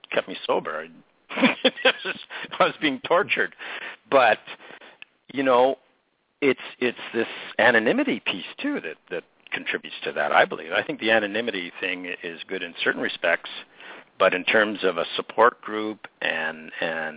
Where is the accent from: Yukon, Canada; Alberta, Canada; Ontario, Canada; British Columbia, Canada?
British Columbia, Canada; Penticton; my hometown in Penticton